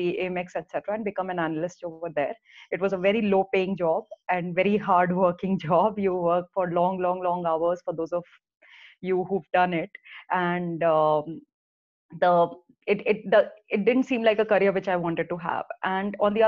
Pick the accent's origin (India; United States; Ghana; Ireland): India; Delhi; So I was born and brought up in Delhi. In fact, for first 22 years of my life, I stayed in Delhi